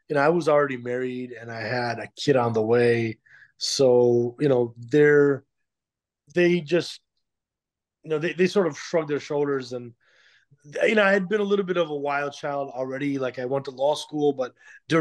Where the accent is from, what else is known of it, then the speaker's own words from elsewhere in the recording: Skokie, Illinois, United States; also born or lived in Chicago; I grew up in a suburb of Chicago called Skokie, Illinois